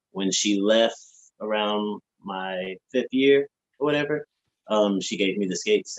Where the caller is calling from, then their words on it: Charlotte, North Carolina, United States; Charlotte, North Carolina.